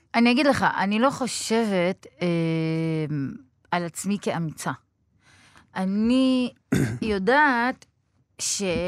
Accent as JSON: {"language": "Hebrew", "town": "Beersheba", "region": "Southern District", "country": "Israel", "tie": "born or raised there", "also_born_or_lived": "Budapest", "said": "גדלתי בבאר שבע, נולדתי בבודווסט"}